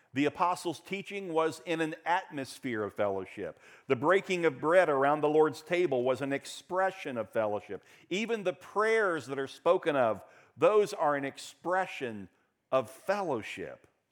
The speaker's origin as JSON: {"language": "English", "town": "Daytona Beach", "region": "Florida", "country": "United States", "tie": "born or raised there", "said": "When I was a kid growing up in Daytona Beach"}